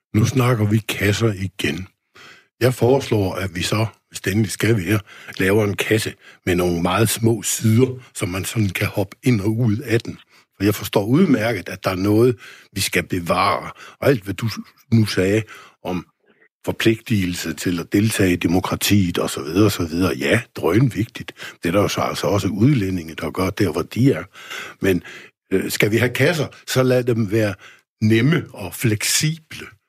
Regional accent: Denmark; her i lille Danmark

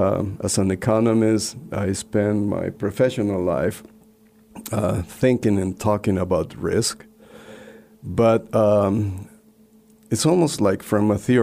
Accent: Peru; accent: Spanish; first language Spanish; English is a second language; moved away as an adult; also born or lived in Blacksburg, Virginia / Washington, D.C.; now in Christiansburg, United States; I speak Spanish. I was born in Peru in South America, beautiful country.

